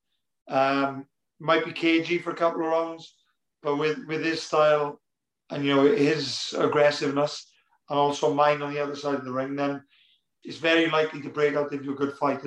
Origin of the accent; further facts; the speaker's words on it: near Cardiff, Wales, United Kingdom; it's in Cardiff as well, which is basically, you know, my hometown. Well, it's not far away anyway